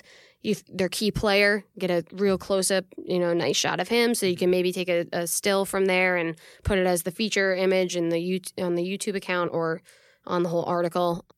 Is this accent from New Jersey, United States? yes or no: yes; Peaburg, New Jersey, United States; my hometown, Peaburg.